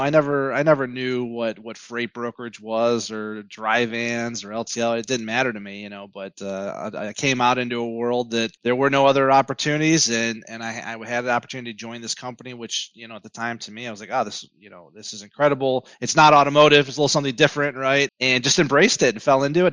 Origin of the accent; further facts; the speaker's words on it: Southeast Michigan, United States; born and raised in Southeast Michigan